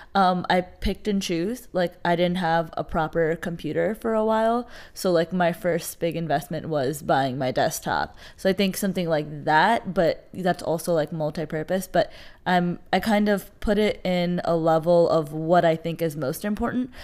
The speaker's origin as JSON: {"language": "English", "country": "United States", "said": "I love identifying as a Pakistani American"}